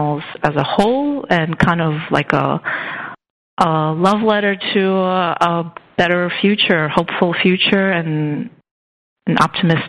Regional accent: Russia; moved away; I'm originally from Russia

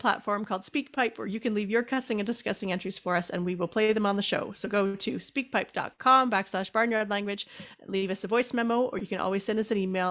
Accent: Canada; I'm a Canadian

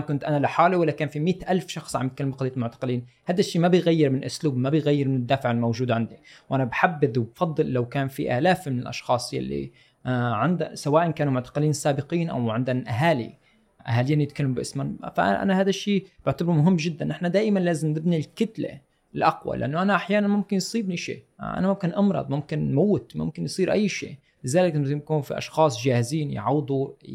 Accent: Syria; moved away; كسوريين صار عندنا ثوره

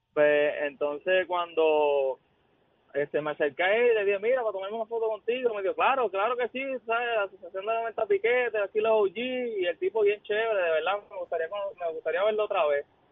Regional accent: Yabucoa, Puerto Rico; yo soy de Yabucoa

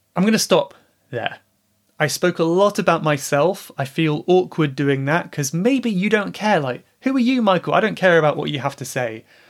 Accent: England, United Kingdom; my home country, England

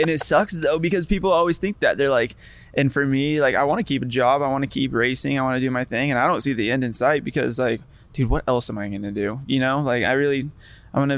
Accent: New Mexico, United States; moved away; also born or lived in Florida / Laguna, California; I was born in New Mexico. And then like my parents never left

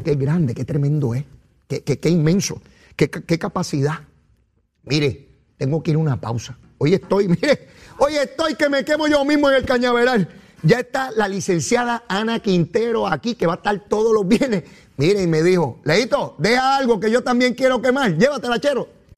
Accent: Puerto Rico

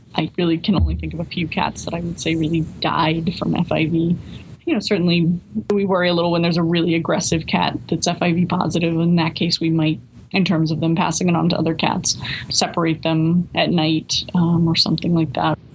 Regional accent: Newburyport, Massachusetts, United States; I grew up in Newburyport

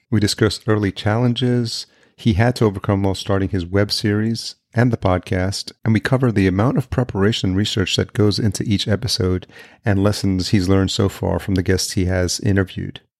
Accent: Yonkers, New York, United States; also born or lived in El Salvador; Born in El Salvador, but grew up in Yonkers, and I lived there most of my life

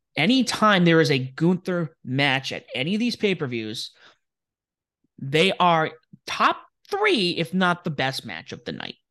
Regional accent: Rhode Island, United States; moved away; Kingston, Rhode Island, the town that is south of my hometown

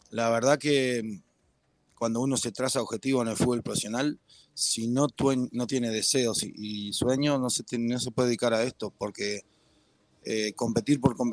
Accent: Costa Rica; moved away; Yo me fui de Costa Rica en el 2011, no, no me siento con la autoridad para, para emitir un juicio grande de valor al respecto.

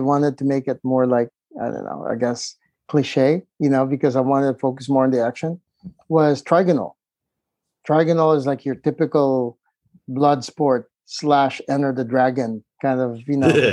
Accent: Philippines; moved away; also born or lived in San Diego, California / Los Angeles; I was growing up in the Philippines

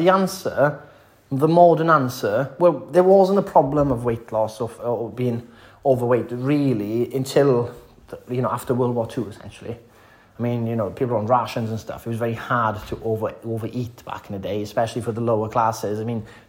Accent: the valleys in West Wales, United Kingdom; I'm a Welshman. I'm from the valleys in West Wales

